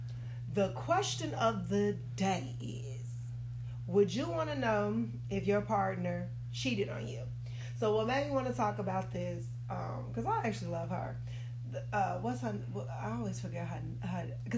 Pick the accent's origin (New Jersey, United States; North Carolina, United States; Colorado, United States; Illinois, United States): Illinois, United States; Chicago; born or raised there